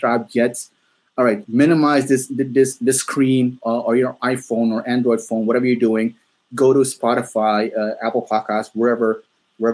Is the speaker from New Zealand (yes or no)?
no; Maluku, Indonesia; I'm from Maluku